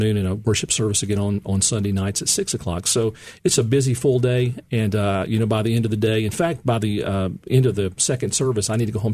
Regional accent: Memphis, Tennessee, United States; also born or lived in Orlando, Florida; I was born and raised in Memphis

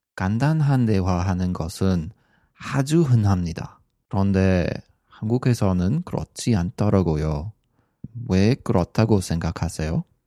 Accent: Canada; first language English; Korean is a second language; moved away as an adult; now in Gwangju, South Korea; 캐나다 사람인데 지금은 전라남도 광주에서 살고

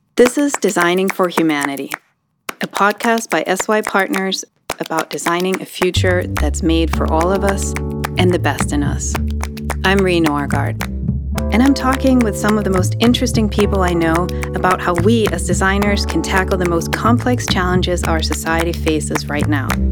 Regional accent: Denmark; moved away as an adult; now in United States; I'm from Denmark. I went to school in Denmark. My whole family is there.

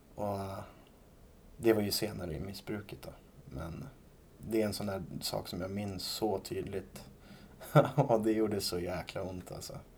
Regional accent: Rimbo, Stockholm County, Sweden; jag kommer ifrån Rimbo då, som ligger en bit utanför Norrtälje.

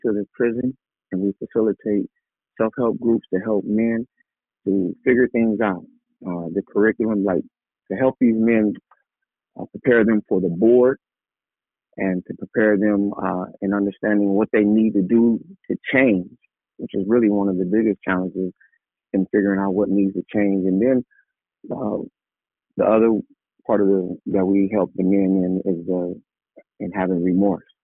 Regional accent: San Bernardino, California, United States; I'm from San Bernardino. I grew up on the west side of town

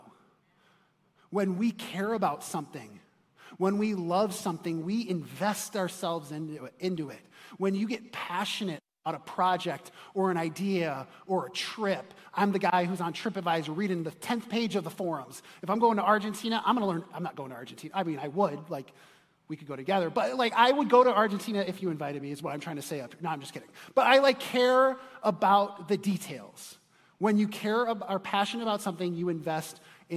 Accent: Chicago, Illinois, United States; moved away; I'm from Chicago originally

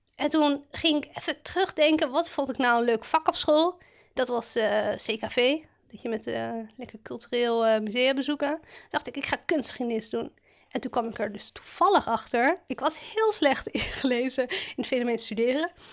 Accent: Amsterdam, North Holland, Netherlands; Ik ben een eh, geboren en getogen Amsterdammer. Ik heb nog nooit buiten eh, deze stad ja, gewoond.

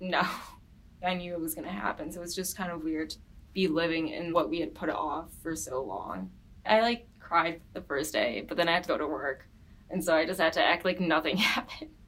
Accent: Farmington Hills, Michigan, United States; I'm from Farmington Hills, Michigan

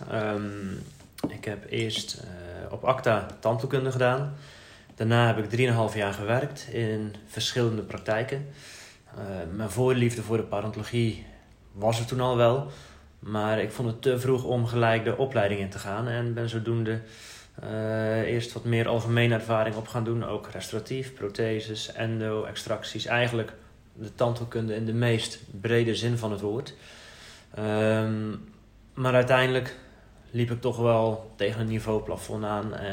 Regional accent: Zeeland, Netherlands; moved away as an adult; also born or lived in Amsterdam; now in Halfweg, Netherlands; Ik ben eigenlijk een Zeeuw. Ik ben opgegroeid in het zuidwesten van Nederland vlak bij de Belgische grens. Ehm, dus ja, in België ben ik een Hollander. In Nederland ben ik een Belg. En inmiddels heb ik toch wel echt voor het Hollandse gekozen.

